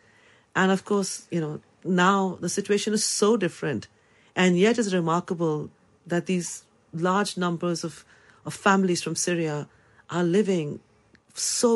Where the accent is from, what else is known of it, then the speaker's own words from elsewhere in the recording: India; moved away as an adult; now in London, United Kingdom; I come from India